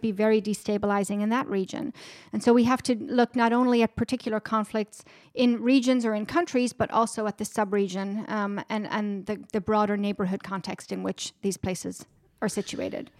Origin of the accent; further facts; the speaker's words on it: Ireland; moved away as an adult; now in Washington, D.C., United States; I'm originally from Ireland, born and raised. I grew up right on the border with Northern Ireland